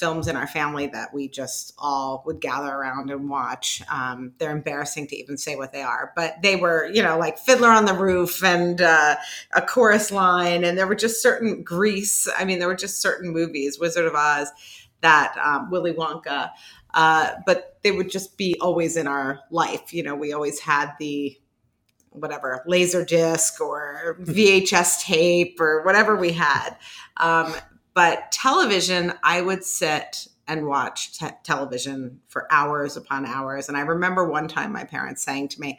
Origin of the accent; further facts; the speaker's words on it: Washington, District of Columbia, United States; moved away as an adult; also born or lived in Syracuse, New York; I grew up in the Washington, D.C. area